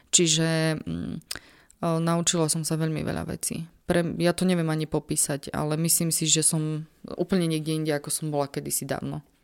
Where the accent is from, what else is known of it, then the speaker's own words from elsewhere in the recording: Slovakia; som sa na východnom Slovensku ako pracovnička UNHCR ocitla sama ako Slovenka